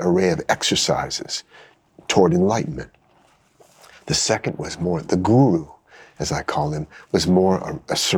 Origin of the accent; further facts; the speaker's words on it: United States; an American who's an expert in mindfulness